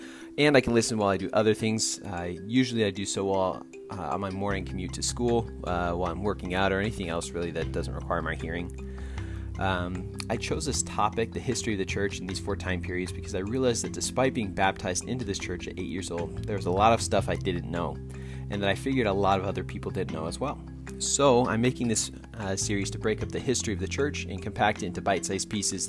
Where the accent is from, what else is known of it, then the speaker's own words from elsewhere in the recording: Mesa, Arizona, United States; moved away as an adult; also born or lived in Provo, Utah; I grew up in Mesa, Arizona